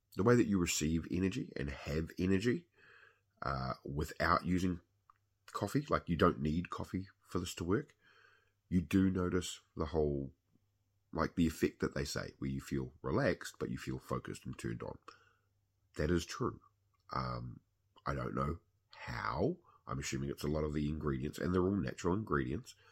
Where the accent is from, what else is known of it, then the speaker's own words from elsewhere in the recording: New Zealand; I am a Kiwi